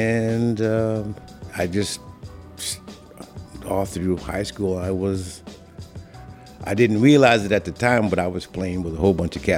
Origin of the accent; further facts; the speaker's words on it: Ithaca, New York, United States; moved away as an adult; also born or lived in Bronx, New York / Buffalo, New York; now in Brooklyn, United States; I was born in the Bronx. Yeah. And my parents moved up to Ithaca, New York, sometime around 1950, maybe. Mm. And I grew up there, went to college and high school there.